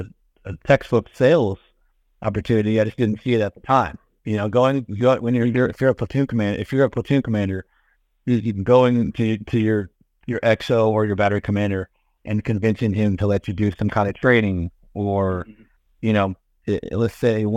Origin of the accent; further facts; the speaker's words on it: Washington, United States; also born or lived in Arizona; now in Indianapolis, United States; I'm from the Seattle area. So, born in Arizona, but grew up and raised in Washington, so about half an hour east of Seattle, went to college out there as well.